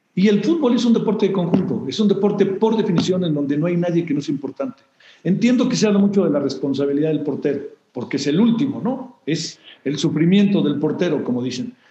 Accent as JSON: {"language": "Spanish", "country": "Mexico"}